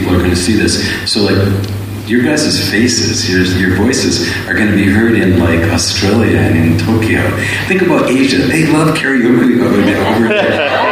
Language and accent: English; Calgary, Alberta, Canada; I was born in Calgary. I grew up there, so this is my province